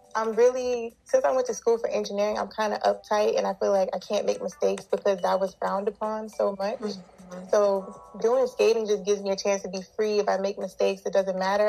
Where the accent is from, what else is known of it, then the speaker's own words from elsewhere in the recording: South Carolina, United States; now in Los Angeles, United States; I'm originally from South Carolina